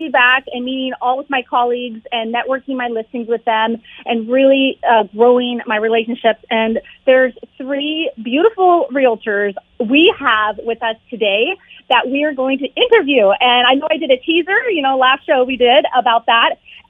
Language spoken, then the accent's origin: English; Orange County, California, United States; I only learned Spanish, you know, growing up in Orange County, California